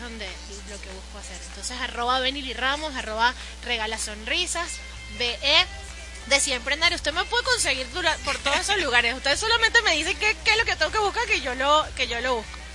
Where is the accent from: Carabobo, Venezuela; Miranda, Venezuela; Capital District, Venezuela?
Miranda, Venezuela; Guatire; also born or lived in Caracas; Guatir es mi pueblito